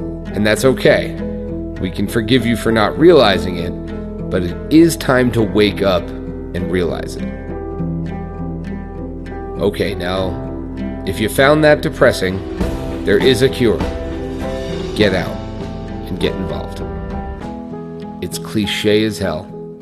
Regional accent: New York, United States; I grew up in New York

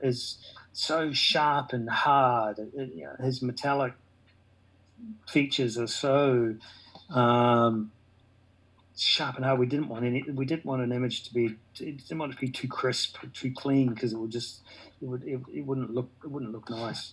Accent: New Zealand; I'm a Kiwi.

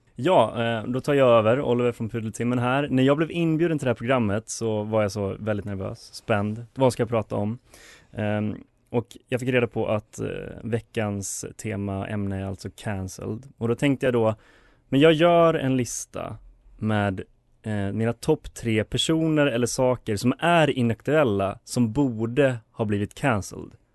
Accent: Borlänge, Dalarna County, Sweden; jag är från Borlänge

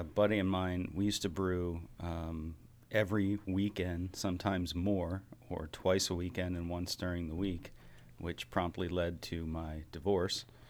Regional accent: Baltimore, Maryland, United States; were born and bred in Baltimore

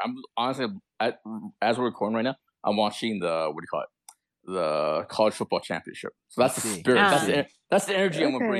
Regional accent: California, United States; I'm from California

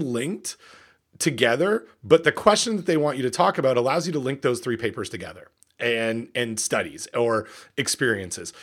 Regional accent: Port Hope, Ontario, Canada; what it was like to grow up in Port Hope, Ontario

